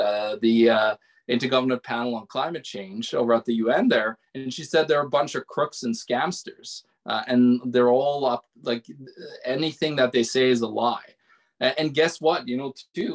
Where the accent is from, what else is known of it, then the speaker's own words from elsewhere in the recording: Norway; now in Manitoba, Canada; I'm from Norway and I live in Manitoba.